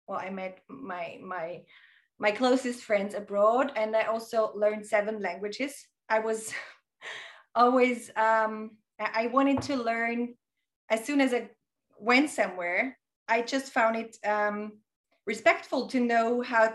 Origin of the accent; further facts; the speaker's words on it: southern Burgenland, Austria; moved away as an adult; also born or lived in Vienna suburbs, Austria; I grew up in Austria in southern Burgenland in a very, very small village